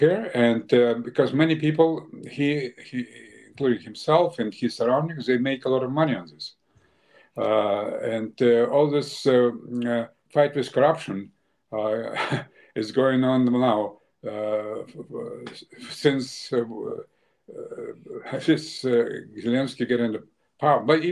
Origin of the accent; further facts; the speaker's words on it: Ukraine; moved away; also born or lived in Russia; I came from Russia, but I was born in Ukraine